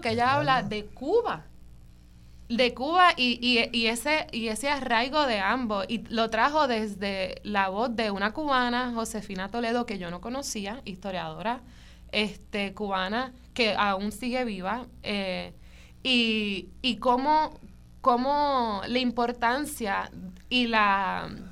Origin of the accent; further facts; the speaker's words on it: Puerto Rico; esta es mi tierra, yo soy puertorriqueña